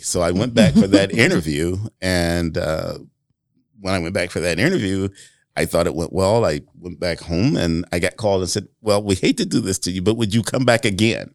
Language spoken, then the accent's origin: English; Flint, Michigan, United States; moved away as an adult; now in Marion, United States; growing up in Flint, Michigan